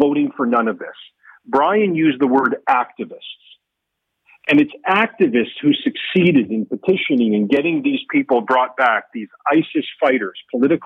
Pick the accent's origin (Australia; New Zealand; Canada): Canada